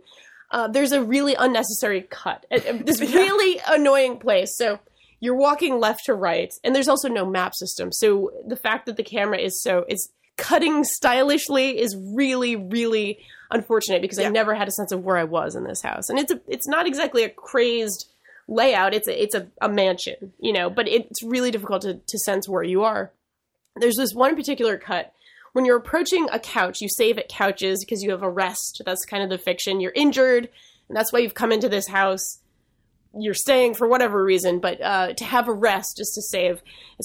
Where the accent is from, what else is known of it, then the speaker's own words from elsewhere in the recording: Massachusetts, United States; accent: Boston; My natural accent. That's right. I did.